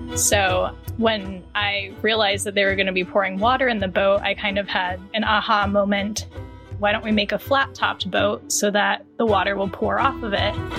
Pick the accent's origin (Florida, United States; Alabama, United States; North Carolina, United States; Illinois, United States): North Carolina, United States; Charlotte; I'm from Charlotte, North Carolina